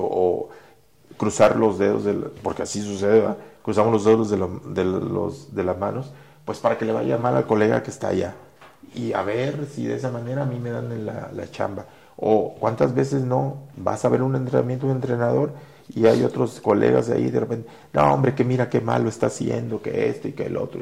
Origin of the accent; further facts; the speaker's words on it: Mexico; Así somos los mexicanos